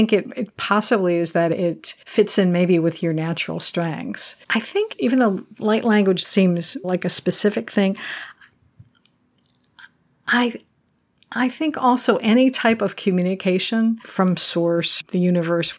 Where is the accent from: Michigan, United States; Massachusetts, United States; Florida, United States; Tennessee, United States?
Michigan, United States; I grew up in Michigan